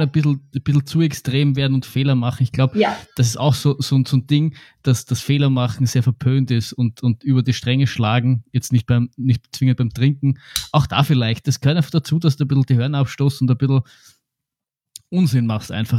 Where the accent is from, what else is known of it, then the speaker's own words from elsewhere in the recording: Austria; bei uns in Österreich